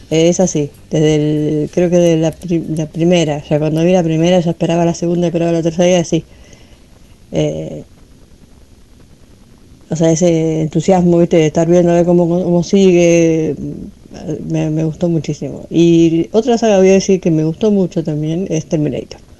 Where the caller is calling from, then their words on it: Lanús, Buenos Aires Province, Argentina; de Lanús eh, y con el tema esta de, la consigna de, este viernes